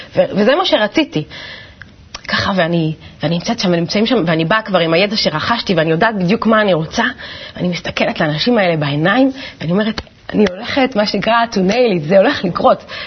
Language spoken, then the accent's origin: Hebrew; Ganei Tikva, Central District, Israel; גדלתי בגני תקווה, במשפחה מסורתית